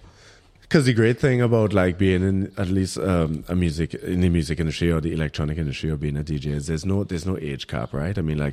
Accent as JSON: {"language": "English", "country": "Trinidad & Tobago", "moved": "yes", "lives_now": "Germany", "said": "I'm Trinidadian, my passport"}